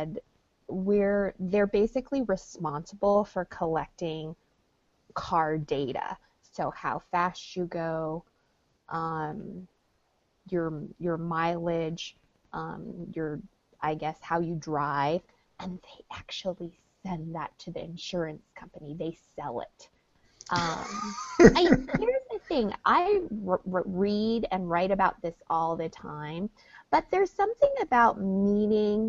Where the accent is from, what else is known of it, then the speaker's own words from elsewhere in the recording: New York, United States; New York